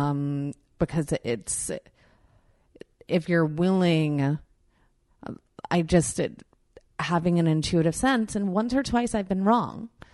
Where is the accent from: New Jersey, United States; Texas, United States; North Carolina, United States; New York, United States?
New York, United States; Long Island; I grew up in New York in Long Island.